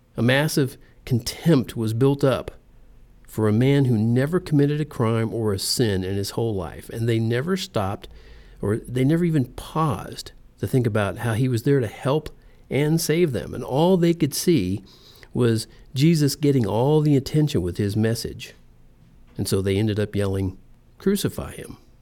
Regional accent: United States; I'm in America. I live in America. I was born here. I'm an American

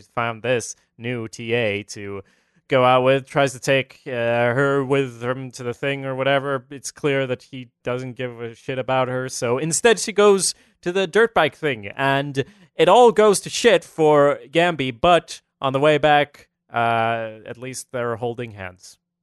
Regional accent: Sweden; I'm from Sweden

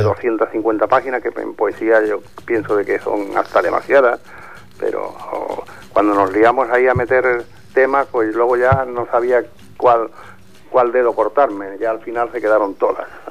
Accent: Andalusia, Spain; moved away as an adult; now in Barcelona, Spain; una vez ya terminada mi vida laboral retornar a Andalucía

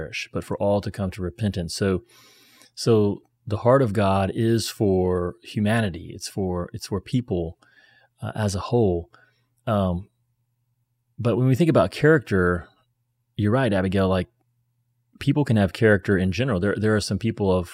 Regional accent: United States; I'm American

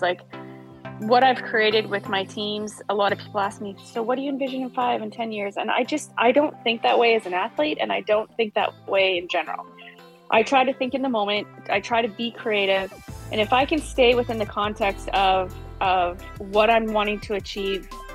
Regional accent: way up north in BC, British Columbia, Canada; also born or lived in Missouri; Went back home to Canada

